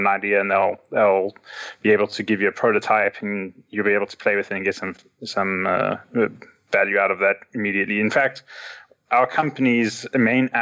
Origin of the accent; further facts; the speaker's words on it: Cape Town, Western Cape, South Africa; I'm a Rubyist from Cape Town.